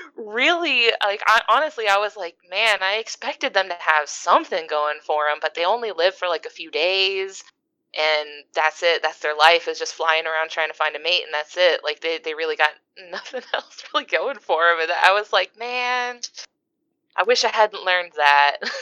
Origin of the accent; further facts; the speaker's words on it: East Coast, Florida, United States; I grew up on the East Coast. I'm out here in Florida